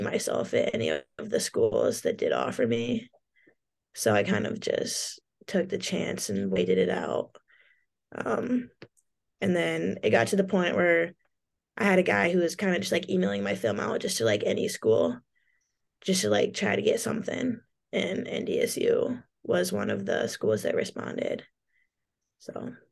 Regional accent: Portland, Oregon, United States; moved away; a cool place to grow up

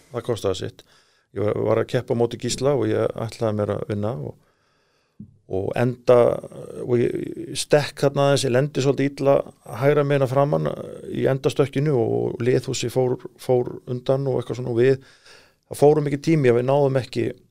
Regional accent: Iceland; við erum frá Íslandu

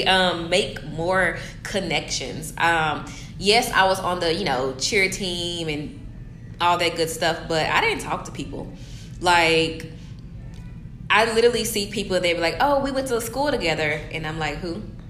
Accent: Memphis, Tennessee, United States; now in Atlanta, United States; I am from Memphis, Tennessee

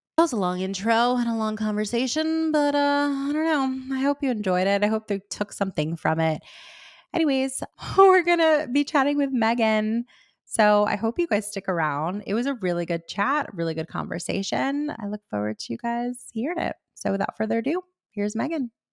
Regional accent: Miami, Florida, United States; I grew up in Miami

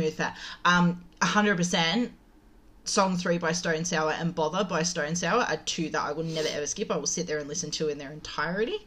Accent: Penrith, New South Wales, Australia; I was I was brought up in Penrith

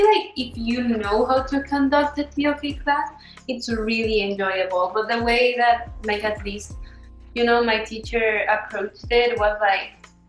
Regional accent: Canada; also born or lived in Mexico; all these experiences that I got to live back in Mexico, that growing up in Canada, I don't feel like you can get.

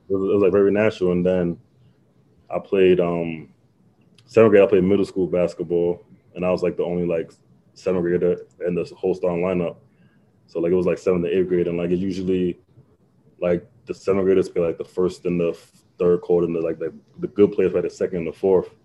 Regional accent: Long Island, New York, United States; I'm from Long Island

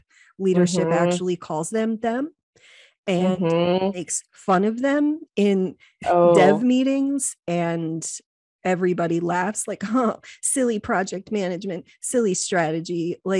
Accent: Whiteville, United States; I grew up in Whiteville and I really knew nothing about the world.

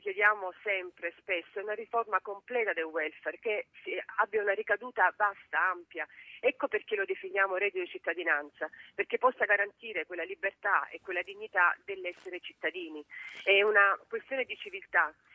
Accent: Apulia, Italy; io che sono pugliese. Attenzione, io sono meridionale

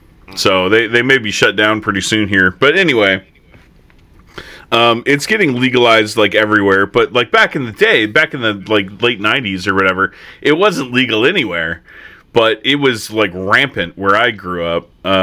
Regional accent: Humboldt County, California, United States; I grew up in Humboldt County, California, which is, like, the freaking epicenter of marijuana.

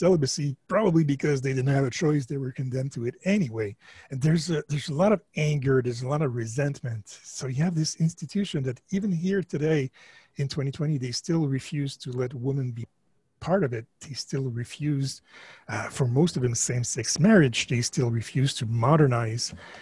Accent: Canada; I'm French Canadian

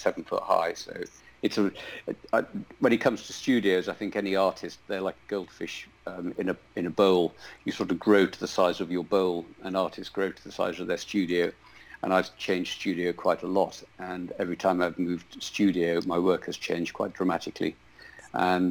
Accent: Scarborough, Yorkshire and the Humber, United Kingdom; also born or lived in York; I was born just outside York, but we had rented a farm just outside Scarborough on the east coast

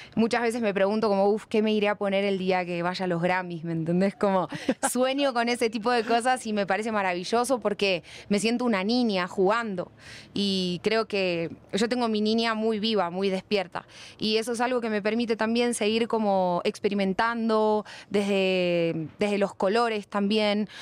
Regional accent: Buenos Aires, Argentina; accent: Argentine; moved away as an adult; now in Bogotá, Colombia; yo nací en Buenos Aires al lado del río.

